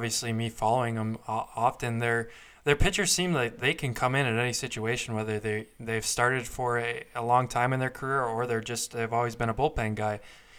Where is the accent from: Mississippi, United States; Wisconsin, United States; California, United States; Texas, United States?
Wisconsin, United States; Madison; growing up in Madison, Wisconsin, for me, I was a Mallards fan, grew up watching them play